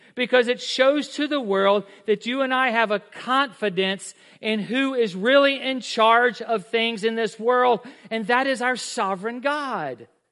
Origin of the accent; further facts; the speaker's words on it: United States; I'm an American. I'm a Christian.